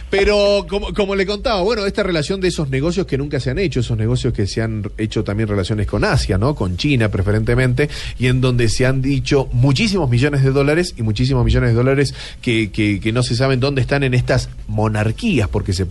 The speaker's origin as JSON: {"language": "Spanish", "country": "Argentina", "said": "Eh, señor Bocaranda, yo soy de la Argentina"}